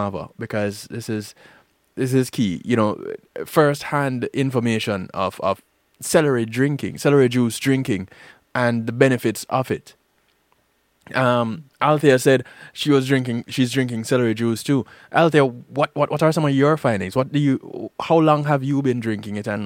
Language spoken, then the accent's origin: English; Jamaica; growing up in Jamaica